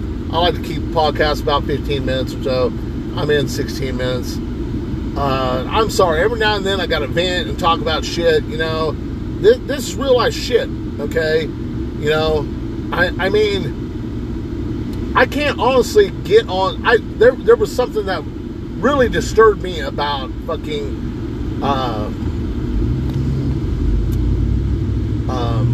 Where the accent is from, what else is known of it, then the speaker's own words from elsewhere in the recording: United States; I was born in the United States